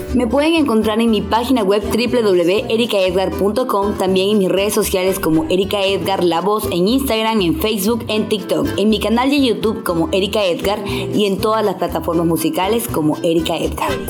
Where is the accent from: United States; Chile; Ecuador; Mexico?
Ecuador; Riobamba, Chimborazo; Soy de Riobamba, Ecuador